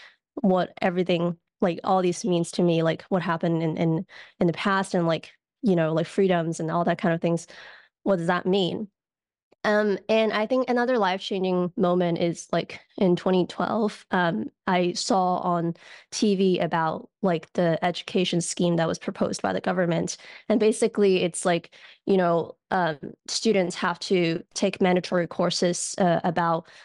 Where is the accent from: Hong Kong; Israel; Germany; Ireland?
Hong Kong; born or raised there; moved away as an adult; now in United States